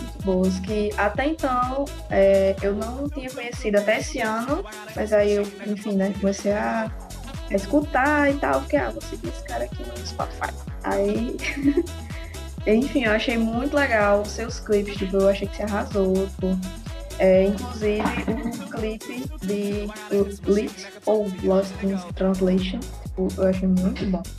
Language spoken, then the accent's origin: Portuguese; Mossoró, Rio Grande do Norte, Brazil; eu sou de Mossoró, Rio Grande do Norte